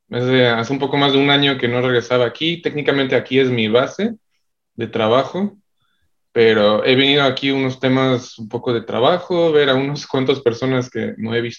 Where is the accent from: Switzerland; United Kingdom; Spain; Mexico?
Switzerland; born there; Este, bueno, yo nací en Suiza, mi papá es suizo, mi mamá es mexicana y pues toda la vida he estado viajando bastante